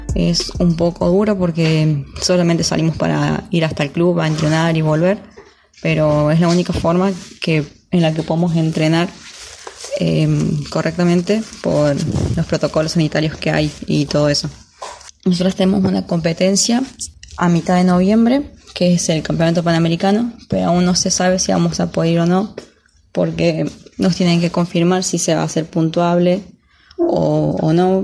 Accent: San Luis, Argentina; moved away as an adult; now in Buenos Aires, Argentina; Soy de San Luis, pero vivo en Buenos Aires desde el 2015, que tuve que trasladarme

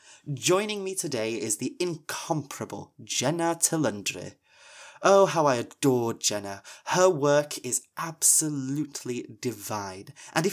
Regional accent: Wales, United Kingdom; I'm a witch from Ynysmon, the Isle of Anglesey. And here on the Welsh Witch Podcast, I explore the spirits, magic and lore of the land upon which I was raised, Cymru, Wales, along with some delightful guests.

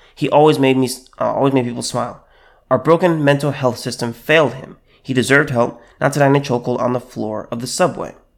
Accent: California, United States; I'm from California

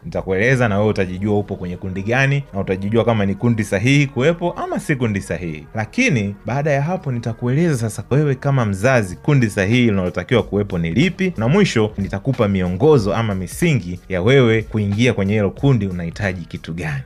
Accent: Tanzania; wale ambao tumelelewa hapa Tanzania

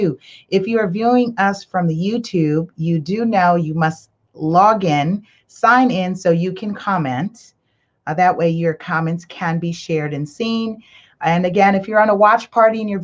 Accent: Belize; I'm from Belize

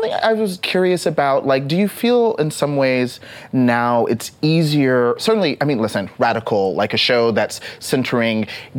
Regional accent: Texas, United States; growing up in Texas.

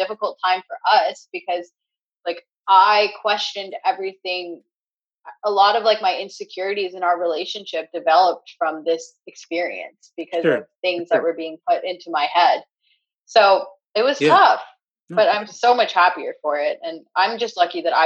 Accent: Canada; moved away as an adult; also born or lived in New York / Los Angeles; now in California, United States; growing up in Canada

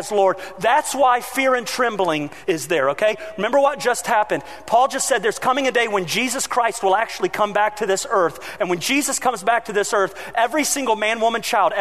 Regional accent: United States; as an American

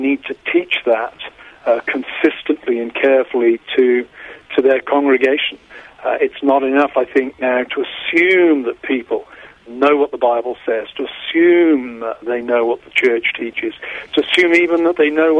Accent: United Kingdom; moved away as an adult; now in United States; I grew up in Britain, in Europe.

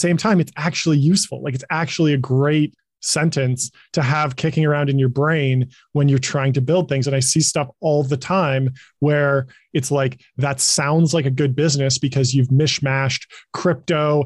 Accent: Pasadena, California, United States; also born or lived in Silicon Valley; I was born and raised in Pasadena, California, right near Los Angeles.

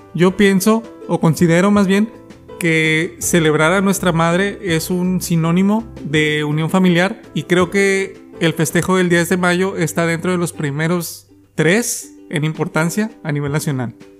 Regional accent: Mexico; Nosotros como mexicanos

